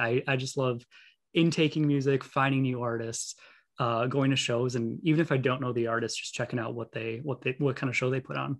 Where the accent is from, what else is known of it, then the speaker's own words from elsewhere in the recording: Milwaukee, Wisconsin, United States; Born and raised in Milwaukee